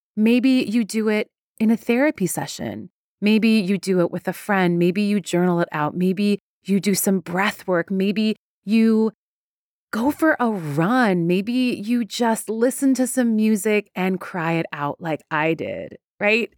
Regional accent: Iran; moved away; I am Iranian. I'm very proud to be Iranian. I was born in Iran.

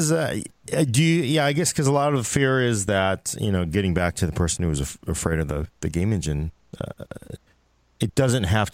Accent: United States; As an American

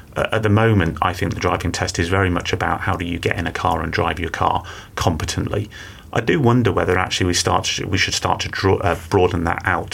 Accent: Manchester, North West England, United Kingdom; I grew up in Manchester, and my parents encouraged me and my two brothers to cycle

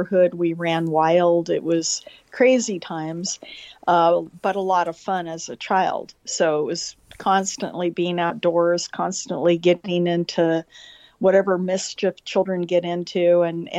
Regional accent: Los Angeles, California, United States; I grew up in Eagle Rock, California, which is just a small community outside of Los Angeles

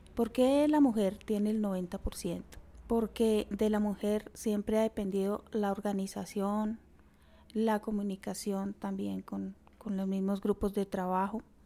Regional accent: Chiquinquirá, Boyacá, Colombia; also born or lived in Coscuez mines, western Boyacá; yo nací en Chiquinquirá, soy de una familia de 12 hermanos

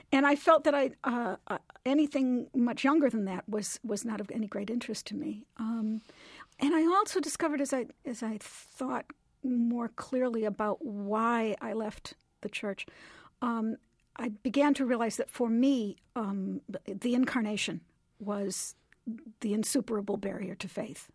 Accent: Lombard, Illinois, United States; born or raised there

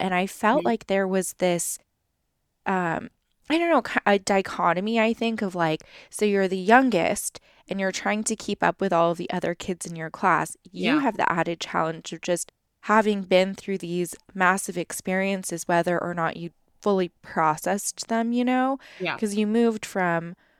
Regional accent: Los Angeles, California, United States; we moved around a lot as kids as well. Just all over like the greater Los Angeles area. I mean, I was born in San Francisco and then we moved down here and then we're kind of all over the place.

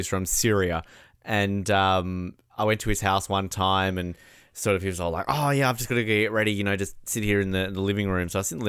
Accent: Australia; I'm Australian.

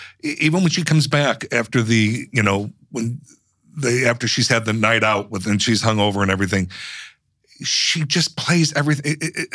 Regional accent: Chicago, Illinois, United States; moved away as an adult; now in Los Angeles, United States; I've lived in LA now. It'll be going on 30 years. I moved from Chicago when I was 32.

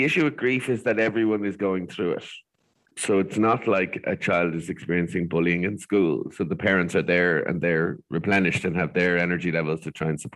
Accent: Ireland; as Irish people

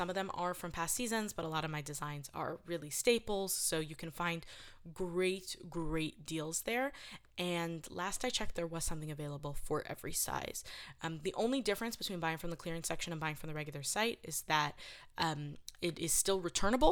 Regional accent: New York City, New York, United States; I'm from New York City. I'm a city girl

